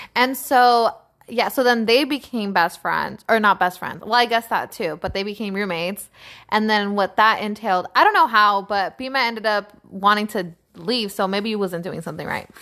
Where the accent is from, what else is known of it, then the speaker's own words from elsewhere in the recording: East Palo Alto, California, United States; moved away; also born or lived in San Jose; I grew up in East Palo Alto. And I then later on moved to San Jose